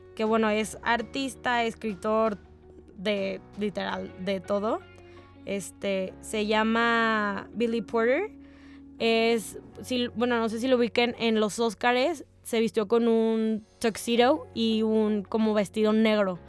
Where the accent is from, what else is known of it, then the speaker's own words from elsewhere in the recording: Mexico; soy de México